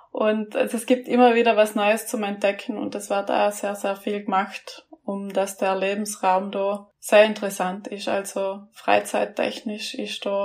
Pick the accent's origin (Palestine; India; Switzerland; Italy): Italy; Trentino-Alto Adige; Was eigentlich lustig ist als Südtiroler, weil die meisten Südtiroler, es gibt eigentlich keinen, der nicht Skifahren kann, aber ich kann nicht Skifahren.